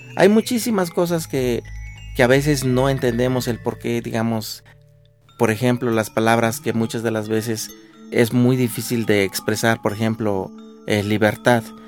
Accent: San Miguel Canoa, Puebla, Mexico; first language Nahuatl; Spanish is a second language; now in San Pablo del Monte, Mexico; yo nací en Canoa.

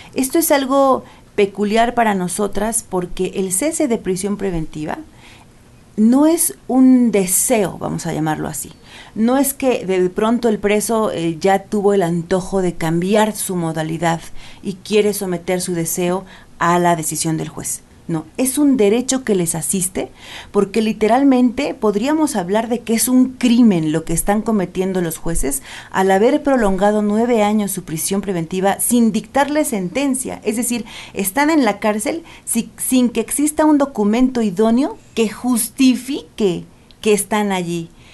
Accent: Eloxochitlán de Flores Magón, Oaxaca, Mexico; mi pueblo

